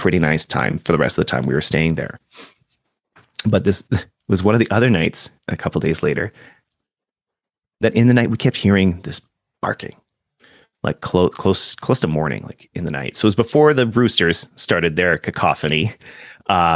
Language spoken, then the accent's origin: English; Canada; we're Canadian